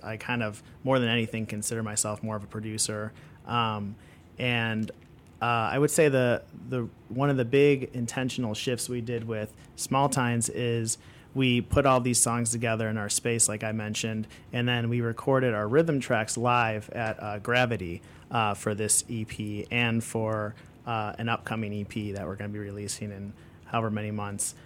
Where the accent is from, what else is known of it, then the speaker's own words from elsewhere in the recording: Chicago, Illinois, United States; I'm from Chicago. Yep, born and raised